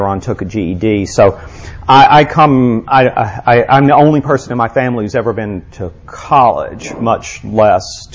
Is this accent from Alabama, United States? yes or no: yes; Birmingham, Alabama, United States; I'm from here. I'm from Birmingham. And I was born, in, what was then called West End Hospital